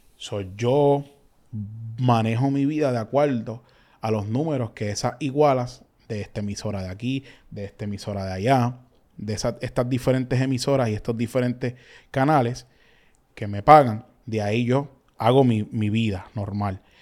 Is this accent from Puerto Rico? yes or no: yes; Carolina, Puerto Rico; also born or lived in Canóvanas, Puerto Rico; básicamente me crié en Carolina, pues estudié desde elemental hasta intermedia casi en Carolina, pero soy de Ganoma